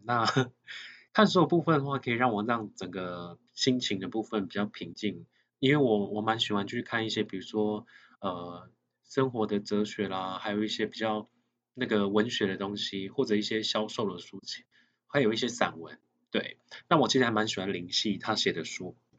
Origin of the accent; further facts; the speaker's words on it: Nantou County, Taiwan; 因为我像我自己本身的话是南投乡下长大的孩子